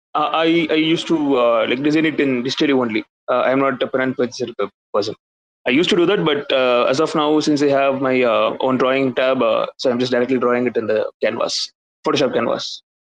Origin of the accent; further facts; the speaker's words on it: India; I'm from India